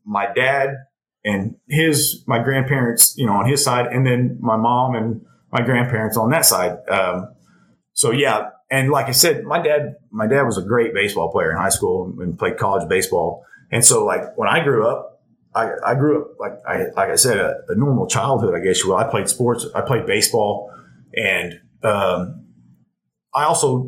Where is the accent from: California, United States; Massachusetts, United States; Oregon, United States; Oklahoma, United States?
Oklahoma, United States; Elgin; I grew up here in Elgin and played sports and everything here in Elgin